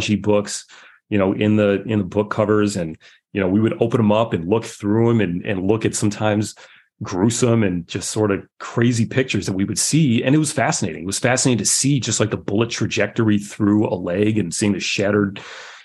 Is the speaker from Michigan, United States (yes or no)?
yes; just outside of Detroit, Michigan, United States; I grew up just outside of Detroit